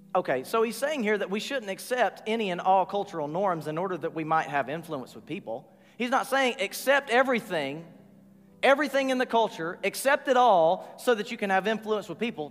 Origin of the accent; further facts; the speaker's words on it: Rossville, Georgia, United States; I'm from Rossville, Georgia.